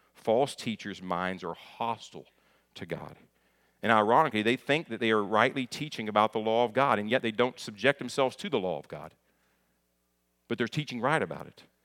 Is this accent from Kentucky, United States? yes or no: yes; near Lexington, Kentucky, United States; also born or lived in Hopkinsville, Kentucky; I'm from Kentucky